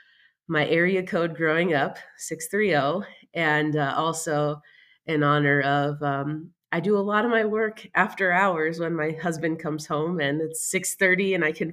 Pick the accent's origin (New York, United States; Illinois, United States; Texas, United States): Illinois, United States; moved away as an adult; now in Utah, United States; I live in Utah now, but I'm actually from Illinois.